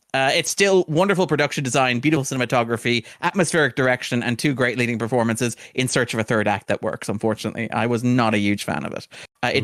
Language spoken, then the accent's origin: English; Sligo, Connacht, Ireland; Sligo, which is where I grew up